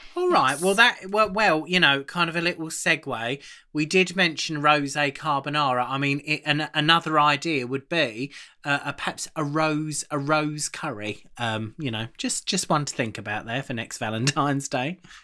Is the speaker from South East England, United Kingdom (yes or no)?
yes; Aylesbury, South East England, United Kingdom; my family, obviously Carol and I are from Aylesbury in Buckinghamshire, um, but I come my family originally come from the East End. We're from Bow